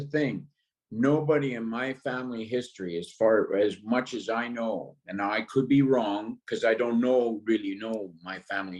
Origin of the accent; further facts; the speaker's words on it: North Vancouver, British Columbia, Canada; born there; I was born in North Vancouver, and both my parents were in the military